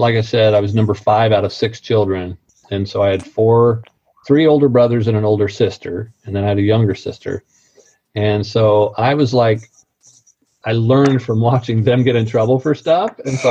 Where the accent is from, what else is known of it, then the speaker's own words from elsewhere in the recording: Missouri, United States; I was born and raised in Missouri. So I came with an accent. I mean, I grew up with it.